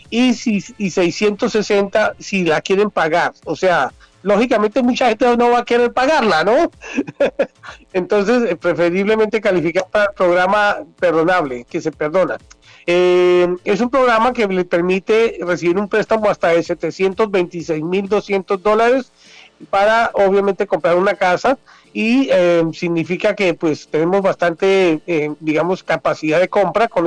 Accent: Colombia; now in United States; mi país, en Colombia, siendo yo ciudadano americano o estando viviendo en el exterior

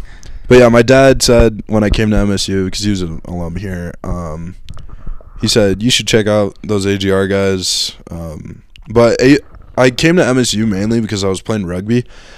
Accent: north central Illinois, United States; moved away as an adult; now in Montana, United States; I grew up in Illinois, in north central Illinois. About like an hour and a half west of Chicago.

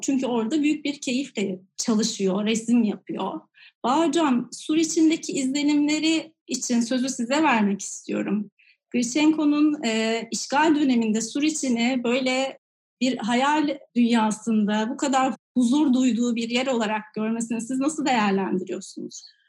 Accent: Istanbul, Turkey; ben de Fatih Yavuz Selim'de e, Nohuta'da sofa, bir ahşap evde doğdum

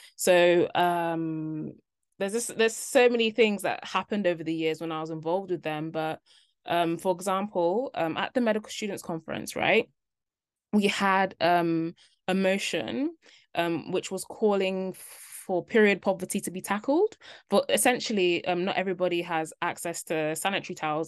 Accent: London, United Kingdom; moved away as an adult; also born or lived in Cardiff; I'm from London. I'd been in London my whole life

